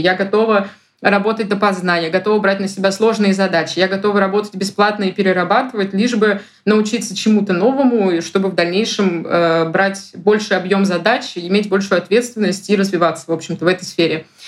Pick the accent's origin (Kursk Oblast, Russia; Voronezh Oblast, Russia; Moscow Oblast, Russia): Moscow Oblast, Russia; also born or lived in Saint Petersburg; now in Moscow, Russia; Я сама из Подмосковья